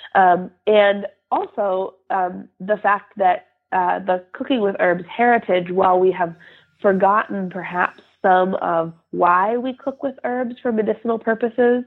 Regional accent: Western Massachusetts, United States; also born or lived in Bay Area, California; I grew up here in Western Massachusetts, where I still live

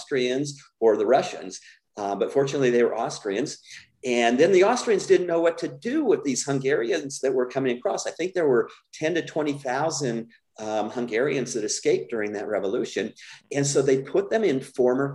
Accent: Las Vegas, Nevada, United States; growing up in Las Vegas, I wasn't allowed to go out of our yard

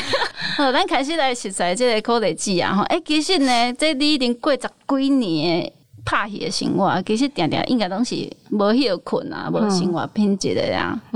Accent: Taiwan; 我们就是台湾人

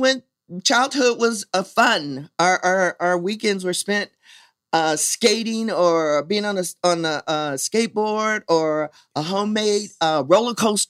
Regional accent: San Francisco, California, United States; I was born and raised in San Francisco, actually born at the what is now known as the Kaiser French campus. It was known as French Hospital.

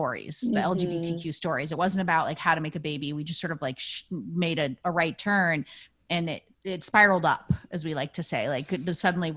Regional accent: upstate New York, United States; I'm from upstate New York originally. I was born a small, tiny white baby upstate in a cabin.

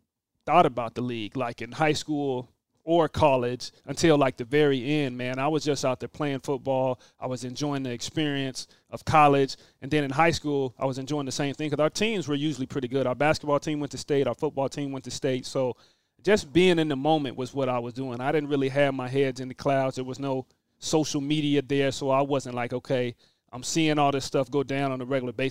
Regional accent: Tacoma, Washington, United States; also born or lived in Pullman, Washington; Being from a smaller city, I guess a football city, at Tacoma, Washington

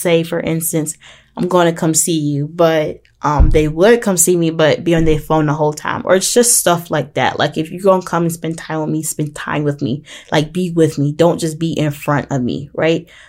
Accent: Portsmouth, Virginia, United States; my hometown, which is Portsmouth in Virginia

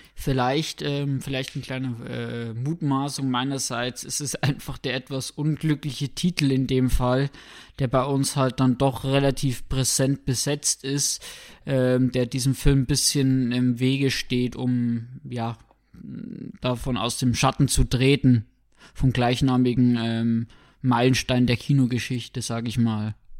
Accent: Germany; bei uns in Deutschland

